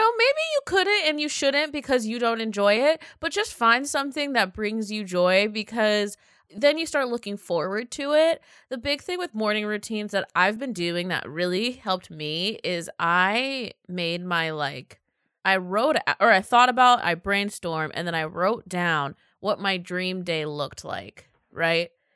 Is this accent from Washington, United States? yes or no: yes; Seattle, Washington, United States; I come from Seattle